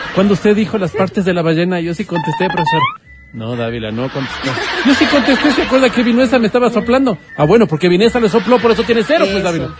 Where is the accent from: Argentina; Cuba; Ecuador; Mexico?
Ecuador; Quito, Pichincha; como quiteños